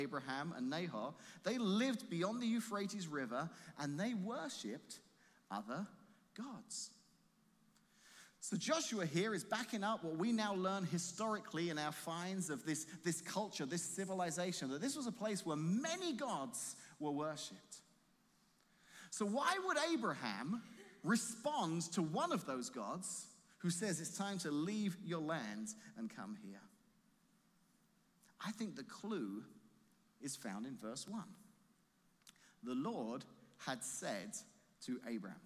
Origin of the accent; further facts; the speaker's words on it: England, United Kingdom; moved away as an adult; now in Washington, Illinois, United States; leave my home, my family, the country I grew up